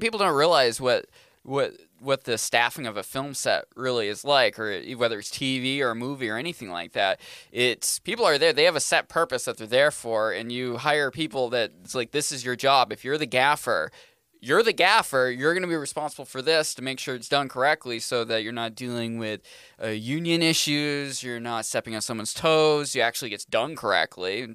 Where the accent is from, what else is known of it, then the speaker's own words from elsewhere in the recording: Maine, United States; moved away as an adult; now in New Hampshire, United States; I'm a Mainer. It's like, I grew up in Maine